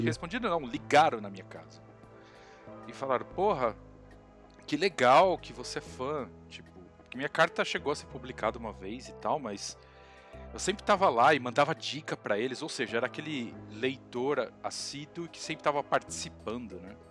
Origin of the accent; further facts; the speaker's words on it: Santo André, São Paulo, Brazil; Eu sou de Santo André